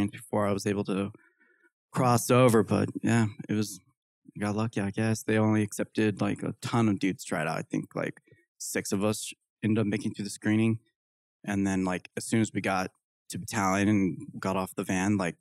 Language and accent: English; Kansas, United States; moved away as an adult; now in Utah, United States; go back to Kansas. Not right. Love my home state.